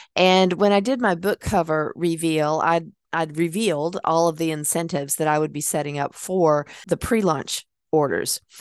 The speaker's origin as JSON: {"language": "English", "town": "Hickory", "region": "North Carolina", "country": "United States", "tie": "born or raised there", "moved": "yes"}